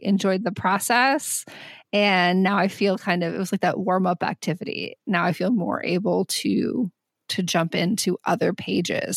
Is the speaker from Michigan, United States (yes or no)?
yes; Southwest Michigan, United States; moved away; growing up in Southwest Michigan